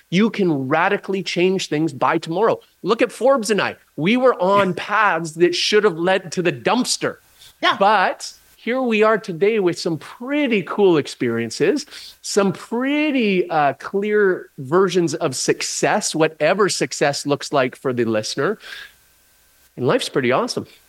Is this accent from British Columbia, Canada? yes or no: yes; just outside of Vancouver, British Columbia, Canada; I grew up just outside of Vancouver, British Columbia